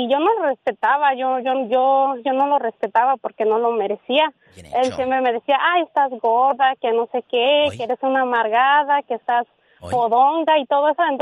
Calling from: Oaxaca, Mexico; No, pues de, Oaxaca

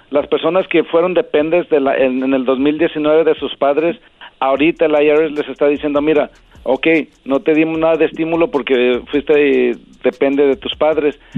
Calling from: Memphis, Tennessee, United States; Eh, de Memphis, Tennessee.

